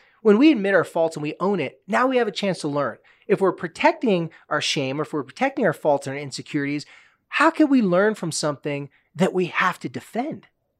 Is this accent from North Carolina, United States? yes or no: no; Southern California, United States; moved away; I'm from Southern California.